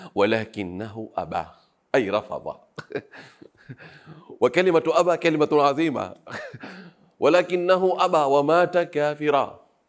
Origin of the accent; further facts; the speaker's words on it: Pemba Island, Tanzania; Arabic is a second language; نحن أهل الجزيرة